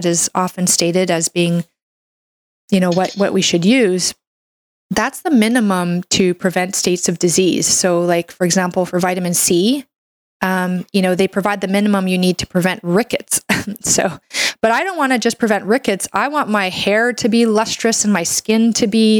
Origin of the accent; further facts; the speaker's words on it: Canada; I'm a Canadian medical doctor